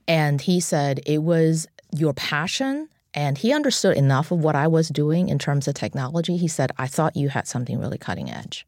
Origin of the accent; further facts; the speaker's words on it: China; moved away as an adult; now in United States; I'm an immigrant from China, and um, I was a student in Tiananmen Square in 1989